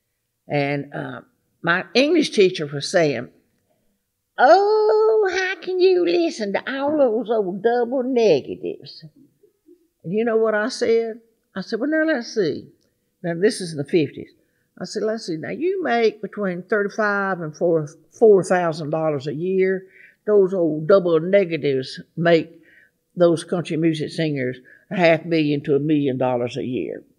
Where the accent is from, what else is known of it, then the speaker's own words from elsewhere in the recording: Gulfport, Mississippi, United States; also born or lived in Murfreesboro, Tennessee; now in Nashville, United States; I was born in Murfreesboro, grew up in Gulfport, Mississippi.